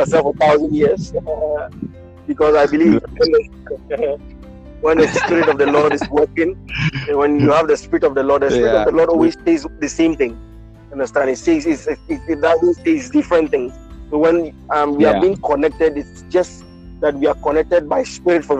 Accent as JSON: {"language": "English", "country": "Ghana", "moved": "yes", "lives_now": "India", "said": "I'm a Ghanaian. But for now, I'm based in India"}